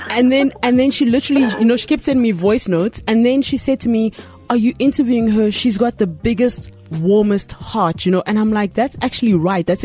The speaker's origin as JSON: {"language": "English", "country": "Nigeria", "accent": "Nigerian", "said": "don't make me come pull out my small Niger accent."}